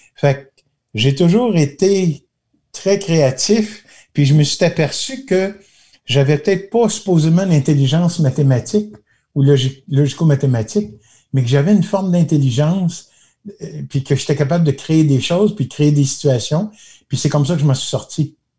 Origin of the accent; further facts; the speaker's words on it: Magog, Quebec, Canada; quand j'étais assis chez nous à Magog, là, sur le trottoir